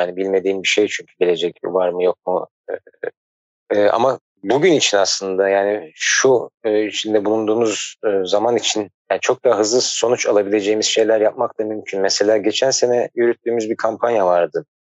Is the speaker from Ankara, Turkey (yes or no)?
yes; Ankara, Turkey; moved away; also born or lived in Istanbul; ben Ankara'da doğdum, büyüdüm